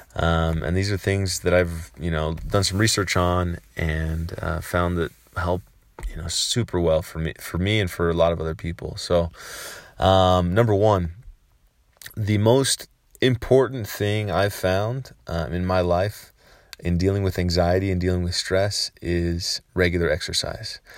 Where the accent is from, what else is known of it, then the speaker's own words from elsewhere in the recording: San Francisco, California, United States; I grew up in San Francisco, California